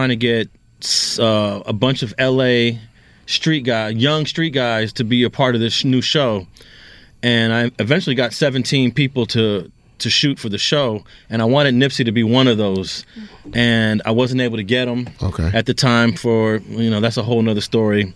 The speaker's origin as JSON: {"language": "English", "town": "Los Angeles", "region": "California", "country": "United States", "tie": "born or raised there", "also_born_or_lived": "New York"}